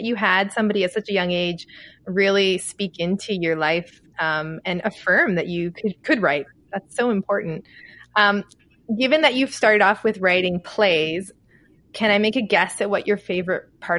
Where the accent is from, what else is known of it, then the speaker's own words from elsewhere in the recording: Canada; I'm Canadian